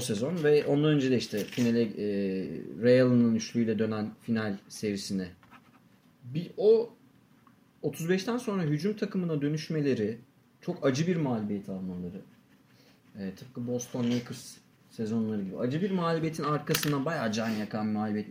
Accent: Turkey; biz Türk'üz

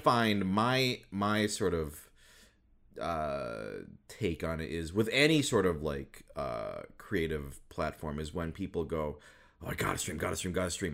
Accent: Midwest, United States; moved away; I grew up in the Midwest most of my life

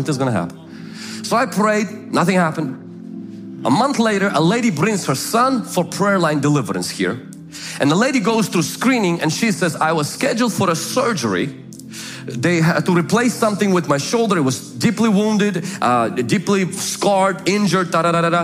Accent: United States; I'm from America, young guy

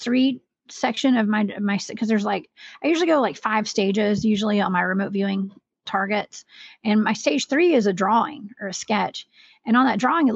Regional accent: American South, Southern United States, United States; accent: Southern; my Southern pronunciation

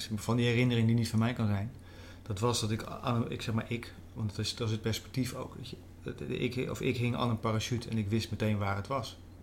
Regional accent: Veluwe, Gelderland, Netherlands; ik ben opgegroeid op de Veluwe, een ander deel van de Veluwe

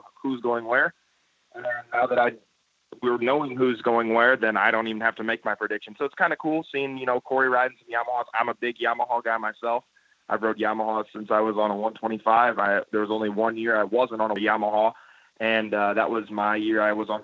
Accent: St. Jacob, Illinois, United States; also born or lived in Belleville, Illinois / Collinsville, Illinois; I actually grew up in Collinsville, Illinois, which is where Cole Zabala is. And then when I was around 6 years old, I moved to St. Jacob, Illinois, where I reside now

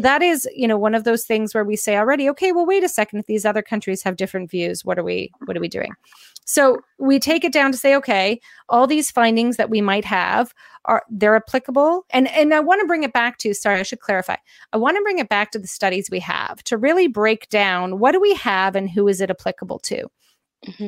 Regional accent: Canada; I'm Canadian

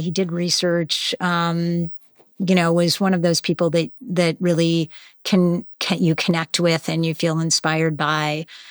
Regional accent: Western Springs, Illinois, United States; now in Boston, United States; I'm originally from Chicago. I grew up in one of the small suburbs outside of Chicago

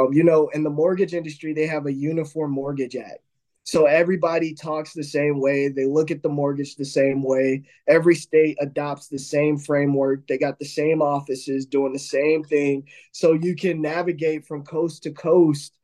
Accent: Midwest, United States; I grew up in the Midwest.

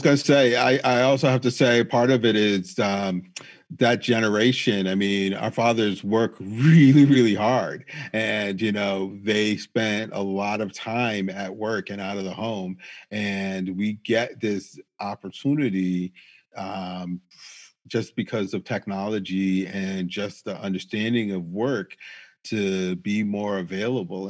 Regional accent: Springfield, Massachusetts, United States; now in Manchester, United States; I grew up in Springfield, Massachusetts, which was significantly more diverse than Manchester.

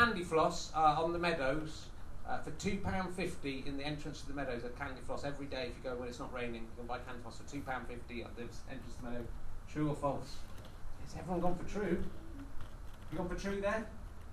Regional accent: Pocklington, Yorkshire and the Humber, United Kingdom; I was born in the East Riding of Yorkshire.

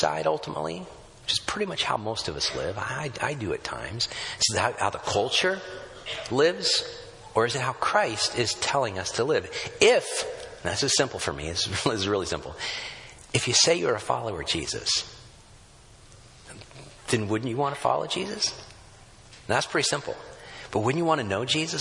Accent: United States

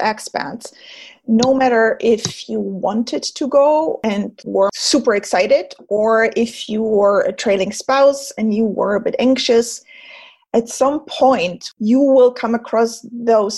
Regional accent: Germany; first language German; English is a second language; moved away as an adult; also born or lived in France; now in Switzerland; I was born and raised in Germany as well. So I have perfect, clear German.

